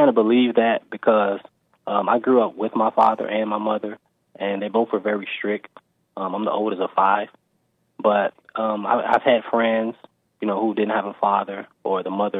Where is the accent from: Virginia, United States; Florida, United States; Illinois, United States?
Illinois, United States; Chicago; I'm from Chicago, and I just wanted your opinion. So I lived in Chicago my whole life, basically, and I've lived in the inner city for the most part, but now I'm in a good neighborhood in Chicago.